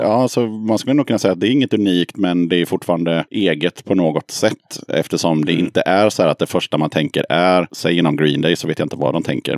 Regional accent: Eskilstuna, Södermanland, Sweden; Hon är född i Eskilstuna precis som jag

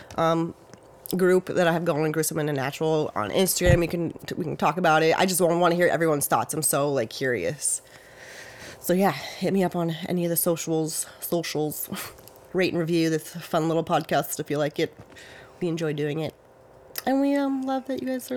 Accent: Santa Clarita, California, United States; I grew up in Santa Clarita.

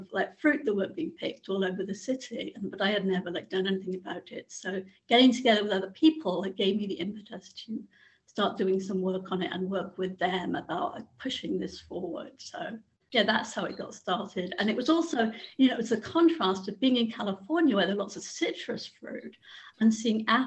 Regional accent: Swansea, Wales, United Kingdom; moved away as an adult; also born or lived in Ottawa / San Francisco, United States; I grew up in Swansea.

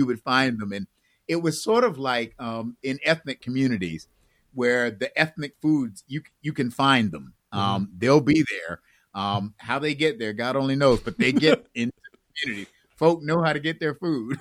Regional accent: Buffalo, New York, United States; also born or lived in Chicago, Illinois / Maywood, Illinois; now in Raleigh, United States; We moved from there when I was about 3 mm-hmm. and went and moved. They took a church in Buffalo

